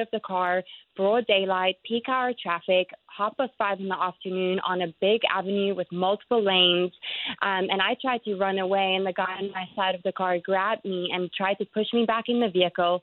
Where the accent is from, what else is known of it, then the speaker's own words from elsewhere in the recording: South Africa; moved away as an adult; now in Jacksonville, United States; my home country, South Africa